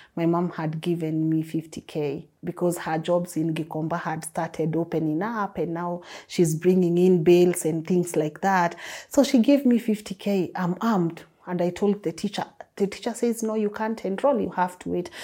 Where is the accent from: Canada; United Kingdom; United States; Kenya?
Kenya; Nairobi; Growing up in Huruma was not easy, never easy